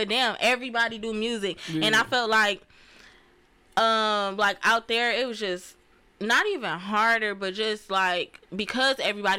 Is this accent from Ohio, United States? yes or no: yes; Cleveland, Ohio, United States; moved away; also born or lived in Atlanta / Detroit; Growing up in Cleveland, it was straight. I moved around a lot, so I done lived all over Cleveland.